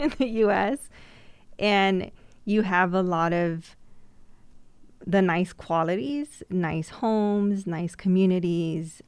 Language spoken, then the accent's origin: English; Immokalee, Florida, United States; growing up in Immokalee